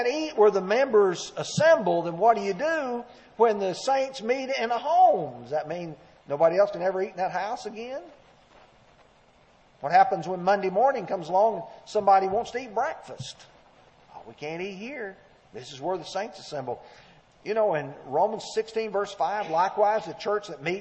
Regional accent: Alabama, United States; moved away; the area where I grew up in Alabama

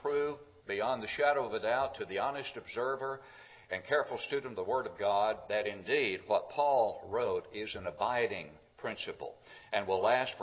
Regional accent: Smithville, Tennessee, United States; just about 20 miles from my hometown of Smithville

